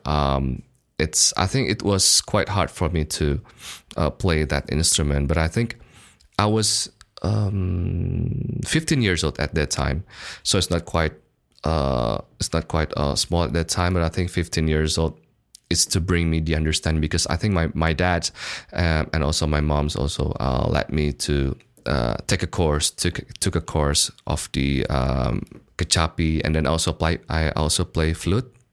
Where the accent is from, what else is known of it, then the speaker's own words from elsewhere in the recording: Bandung, West Java, Indonesia; English is a second language; moved away as an adult; also born or lived in Melbourne, Australia; I was born and raised in Bandung at that time. So since kindergarten and then my bachelor degree, and I finished my bachelor in Bandung